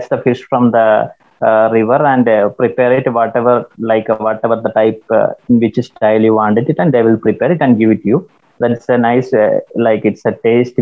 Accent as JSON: {"language": "English", "town": "Kannur", "region": "Kerala", "country": "India", "said": "I'm basically from Kannur"}